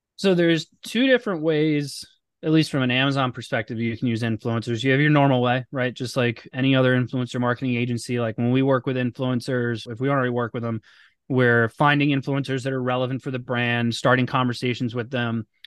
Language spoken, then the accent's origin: English; Boca Raton, Florida, United States; moved away as an adult; also born or lived in Orlando / North Jersey; now in outside Philadelphia, United States; I grew up in South Florida. in, uh, Boca Raton, so outside Fort Lauderdale